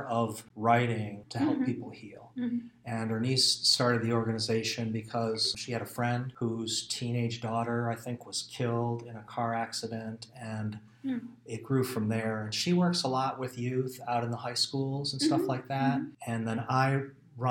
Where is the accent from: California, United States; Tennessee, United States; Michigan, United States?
Michigan, United States; Detroit; moved away as an adult; also born or lived in Ahwatukee, Phoenix, Arizona; now in Phoenix, United States; I was born in Michigan, Detroit